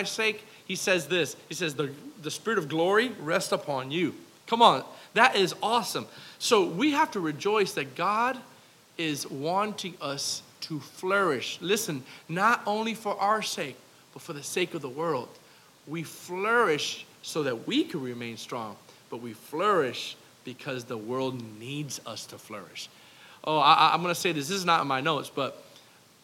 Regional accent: South Florida, United States; I'm from South Florida

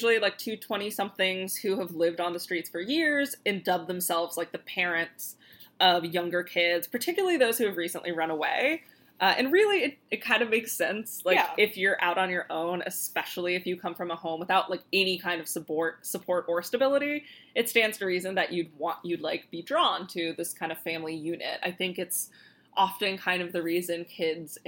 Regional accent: Florida, United States; we're from Florida

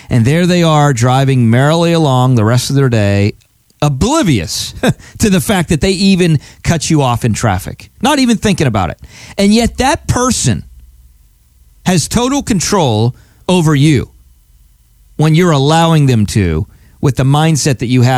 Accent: Altoona, Pennsylvania, United States; I grew up in Altoona, Pennsylvania.

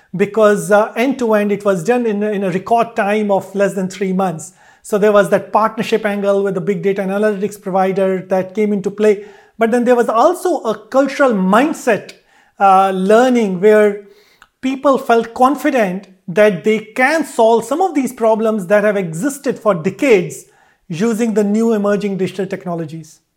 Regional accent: Delhi, India; moved away as an adult; also born or lived in Varanasi, India / Pune, India / Melbourne, Australia / United Kingdom; I grew up in Delhi

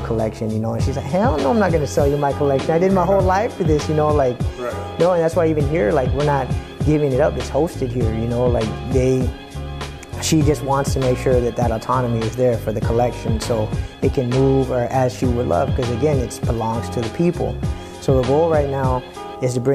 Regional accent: San Diego, California, United States; I grew up in Eastside City Heights

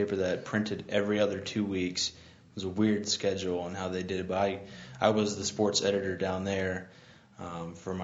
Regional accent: Noble County, Indiana, United States; also born or lived in Fort Wayne, Indiana; being a Central Noble grad and growing up in Noble County, I lived in Kendallville my last year and a half of high school

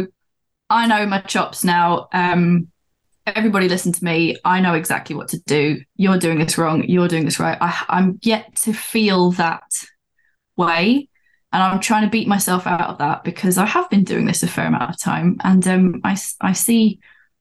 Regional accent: London, United Kingdom; now in Newcastle, United Kingdom; I was born in London, but I live up in Newcastle

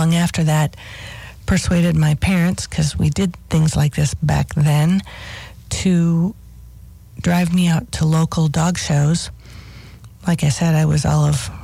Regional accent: South Dakota, United States; my home on the prairie in South Dakota.

